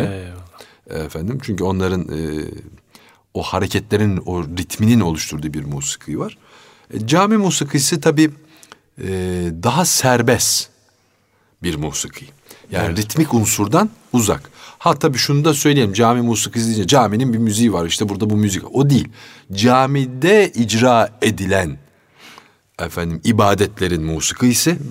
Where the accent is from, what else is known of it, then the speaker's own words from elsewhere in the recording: Istanbul, Turkey; also born or lived in Fatih, Istanbul; Fatih doğumluyum ama Zeynep Kamil'de sonra yani 3 4 yaşından sonra falan Zeynep Kamil'e taşınmışız. Kartal Baba Hazretleri'nin arka hmm. sokağına. Üsküdar malum camileri çok olan bir beldedir